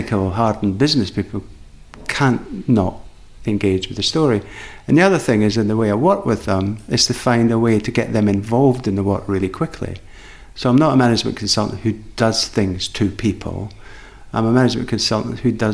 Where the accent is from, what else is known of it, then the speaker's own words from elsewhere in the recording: Edinburgh, Scotland, United Kingdom; I grew up in Edinburgh